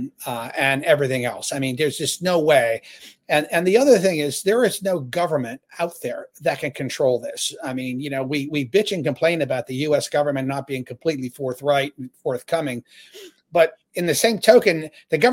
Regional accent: Ohio, United States; I grew up in Ohio

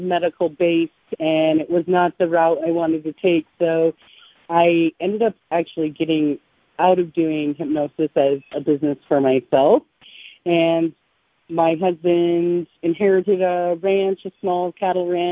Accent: southeastern Montana, United States; I am from southeastern Montana.

